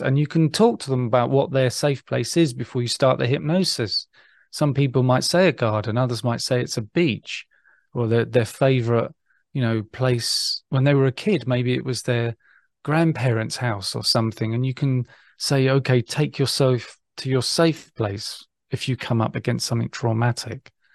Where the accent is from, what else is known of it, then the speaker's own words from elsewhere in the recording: England, United Kingdom; being English